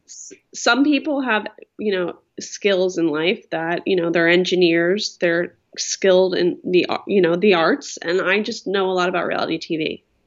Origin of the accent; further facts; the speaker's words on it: Philadelphia, Pennsylvania, United States; now in Orange County, United States; I'm from Philadelphia